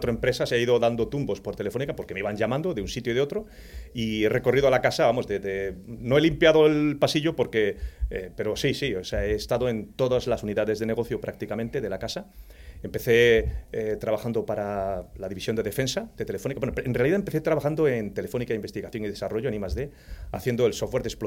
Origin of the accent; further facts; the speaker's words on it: Torredonjimeno, Andalusia, Spain; Pues en un pueblecito de la provincia de Jaén donde se cría buen aceite. Por cierto, ha dado muchos cisos a la humanidad esa, esa comarca.